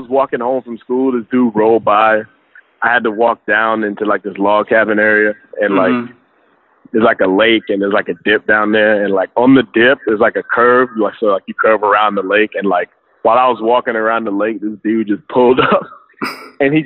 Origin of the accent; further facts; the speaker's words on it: United States; I'm the only person from my family born in America